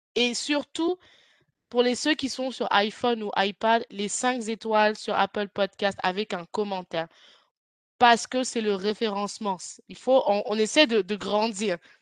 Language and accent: French; France; toi et moi, on vient de France